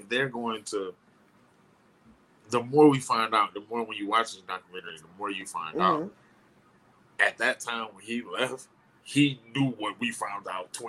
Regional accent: the North, United States; when you come from up north, the stereotype when we grew up is anything in the South was hillbilly.

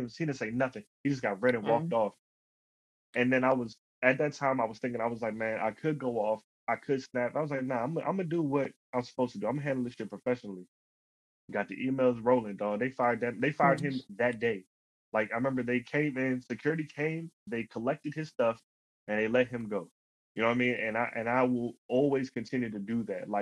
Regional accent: Alexandria, Virginia, United States; also born or lived in Woodbridge, Virginia; I grew up in Alexandria.

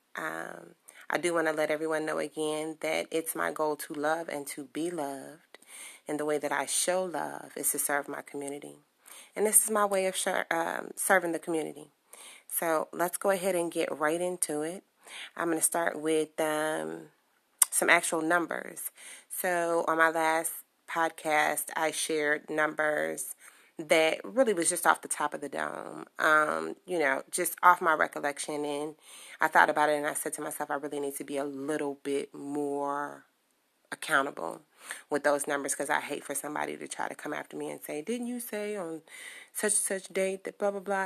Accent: Chicago, Illinois, United States; I am from Chicago, born and raised

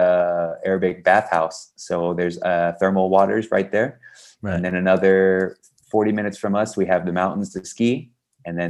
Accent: Texas, United States; also born or lived in south of Spain; now in Spain; I'm from Texas

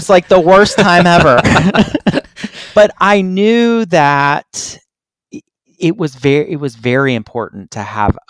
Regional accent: Atlanta, Georgia, United States; I'm from Atlanta.

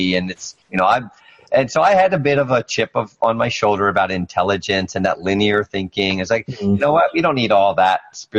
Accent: Washington, District of Columbia, United States; also born or lived in Ahmedabad, Gujarat, India; I grew up in D.C.

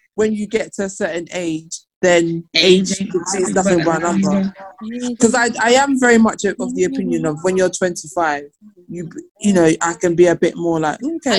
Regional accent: United Kingdom; So like as British born Nigerians, we would automatically say we're Nigerian.

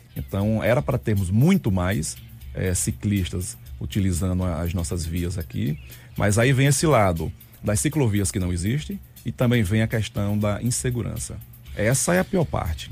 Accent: Juazeiro, Bahia, Brazil; also born or lived in Recife; now in Sergipe, Brazil; Sou baiano, sou de Juazeiro, Bahia

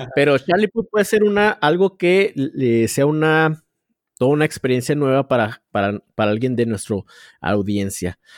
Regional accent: Chihuahua, Mexico; yo soy de aquí de, Chihuahua

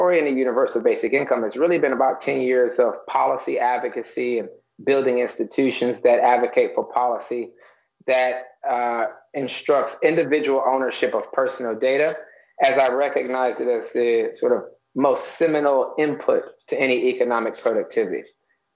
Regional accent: Detroit, Michigan, United States; moved away as an adult; now in New York, United States; I'm born in Detroit originally, left Detroit around 1999. I'm a New Yorker now

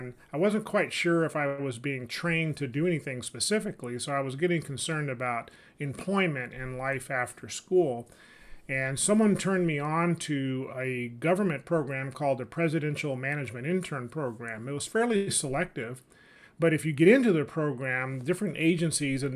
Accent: Sacramento, California, United States; moved away as an adult; also born or lived in Washington, D.C.; I was born and raised in California, specifically Sacramento.

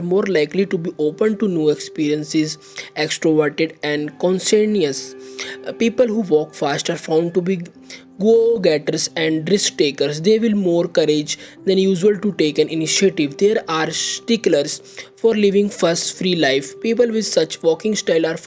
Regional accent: India; I am from India

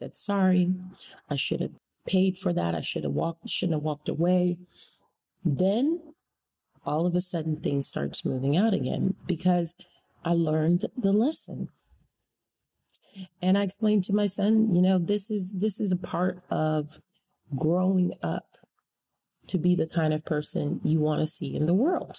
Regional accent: United States; as an American citizen, born and raised in this country

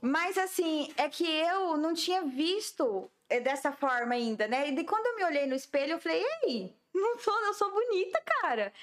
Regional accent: Jaciara, Mato Grosso, Brazil; now in Campo Grande, Brazil; eu sou nascida em Jaciara, Mato Grosso, né?

